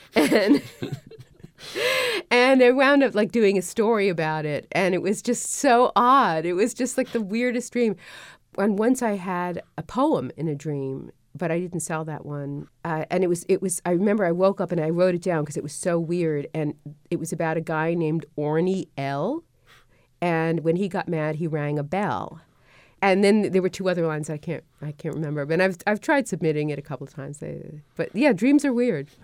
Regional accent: New York City, New York, United States; moved away; I grew up in Brooklyn

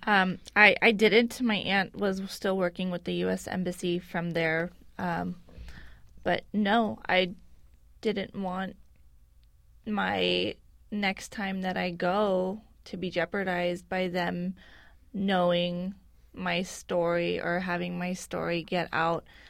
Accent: San Francisco, California, United States; I am an American citizen born and raised here in San Francisco

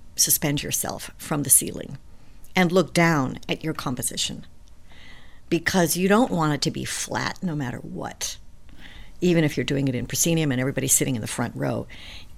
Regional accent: New York, United States; I'm a New Yorker

